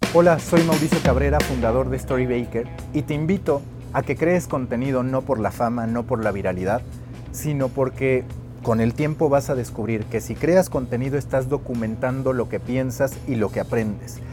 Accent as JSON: {"language": "Spanish", "country": "Mexico"}